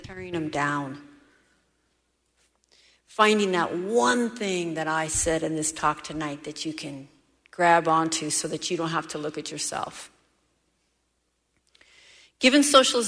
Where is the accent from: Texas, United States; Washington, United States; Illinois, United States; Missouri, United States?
Washington, United States; Seattle; I'm from Seattle